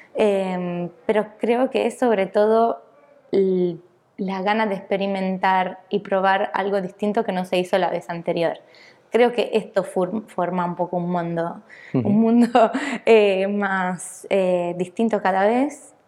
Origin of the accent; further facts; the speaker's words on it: Italy; also born or lived in Buenos Aires, Argentina; now in Barcelona, Spain; soy italiana